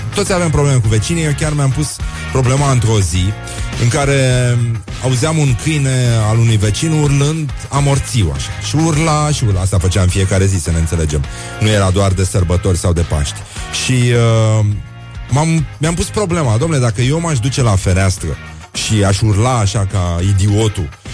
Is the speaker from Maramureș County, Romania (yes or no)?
no; Brăila, Brăila County, Romania; eu sunt din Brăila, chiar din oraș